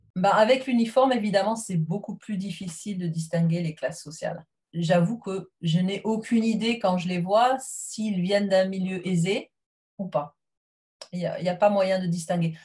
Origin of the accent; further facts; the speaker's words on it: south-west France, France; moved away as an adult; now in England, United Kingdom; je suis originaire du sud-ouest de la France.